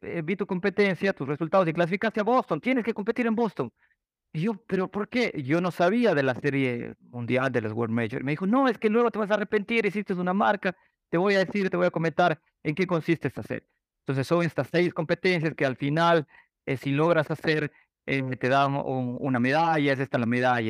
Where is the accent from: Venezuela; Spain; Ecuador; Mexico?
Ecuador; moved away; regresé a Ecuador